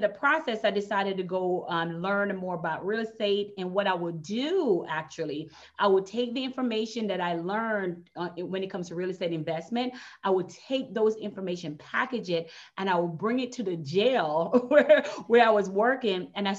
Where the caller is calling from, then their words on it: Florida, United States; I'm in Florida. I'm in Florida.